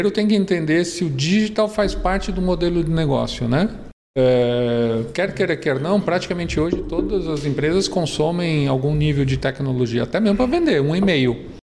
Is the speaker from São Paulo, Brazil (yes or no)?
yes; Santo André, São Paulo, Brazil; moved away as an adult; now in Blumenau, Brazil; Eu não sou de Blumenau, né? Eu sou de Santo